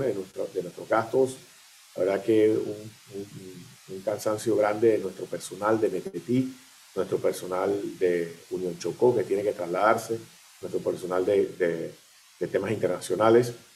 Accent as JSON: {"language": "Spanish", "country": "Panama", "said": "nosotros como panameños"}